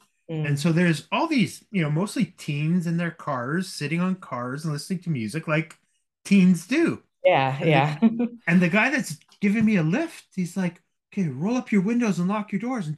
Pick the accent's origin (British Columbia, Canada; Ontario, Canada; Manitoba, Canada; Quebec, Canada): Manitoba, Canada; Winnipeg; I grew up in Winnipeg. {S1} Okay. {S0} Very multicultural city.